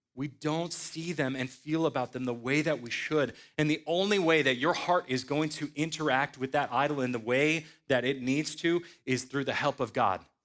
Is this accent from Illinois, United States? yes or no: yes; Sandwich, Illinois, United States; moved away as an adult; also born or lived in Louisville, Kentucky; I was born in Sandwich, Illinois in nineteen eighty-seven to godly parents.